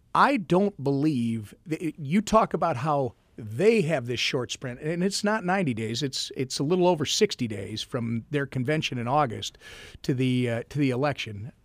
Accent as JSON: {"language": "English", "region": "Minnesota", "country": "United States", "said": "I am a Minnesotan"}